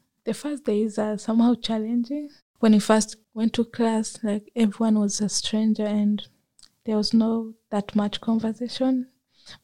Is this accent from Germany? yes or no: no; Kenya; also born or lived in Burundi; now in Australia; Most of my growing up, I grew up in Kenya. That's where I spent all of my teenage years.